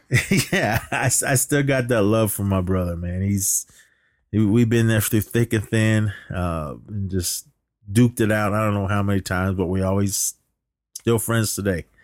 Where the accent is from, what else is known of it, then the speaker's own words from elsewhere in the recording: Oakland, California, United States; I lived down in the flatlands of Oakland